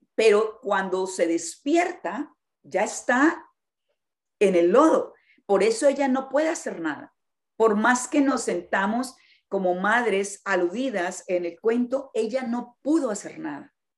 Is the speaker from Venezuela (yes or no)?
no; Colombia; yo soy colombiana